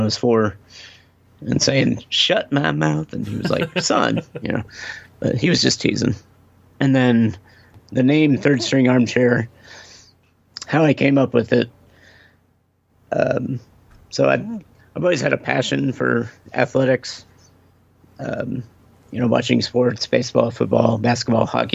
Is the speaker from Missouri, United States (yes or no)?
yes; Kansas City, Missouri, United States; also born or lived in Chicago, Illinois; I've lived in Kansas City since 87